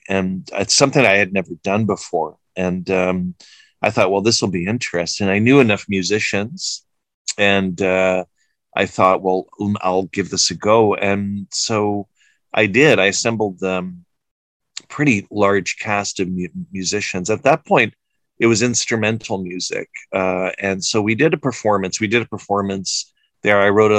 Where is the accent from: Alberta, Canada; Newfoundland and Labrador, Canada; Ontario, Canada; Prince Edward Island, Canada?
Prince Edward Island, Canada; moved away as an adult; also born or lived in Tripoli, Libya / Alexandria, Egypt / Cairo, Egypt; now in Montreal, Canada; I'm Egyptian-Canadian. I was born in Libya, Tripoli, but I grew up the first 5 years of my life in Egypt and Alexandria, and then my family moved to Canada, to Prince Edward Island, very small island, and I now live in Montreal.